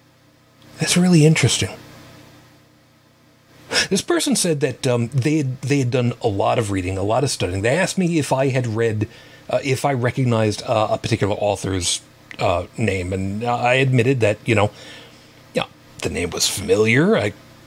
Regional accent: New York City, New York, United States; Italian immigrant family. Yes, Brooklyn

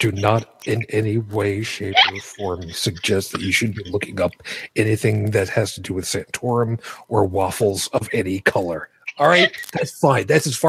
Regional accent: New York City, New York, United States; I was born in Brooklyn

